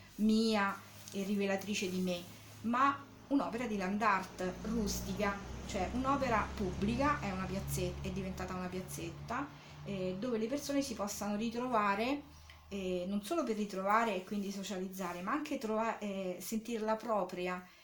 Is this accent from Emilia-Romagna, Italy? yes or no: no; Rome, Lazio, Italy; moved away as an adult; now in Anticoli Corrado, Italy; provengo diciamo originariamente da Roma eh, dove sono nata e dove ci sono stata fino al 90 più o meno